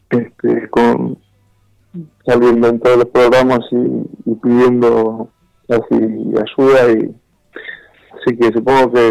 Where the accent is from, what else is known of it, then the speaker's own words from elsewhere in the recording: El Bolsón, Río Negro, Argentina; moved away; Soy nacido en Bolsón.